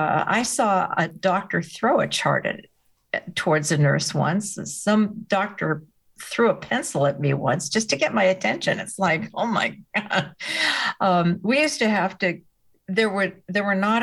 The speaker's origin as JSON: {"language": "English", "country": "United States", "said": "I'm an American."}